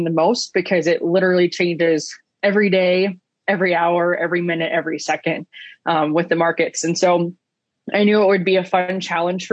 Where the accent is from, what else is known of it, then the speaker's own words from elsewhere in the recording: Southwest Ohio, United States; I grew up in Southwest Ohio